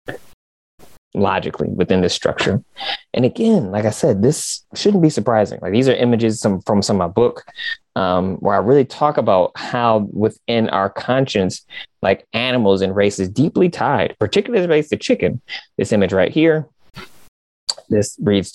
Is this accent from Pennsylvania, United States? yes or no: no; Michigan, United States; I'm from Michigan.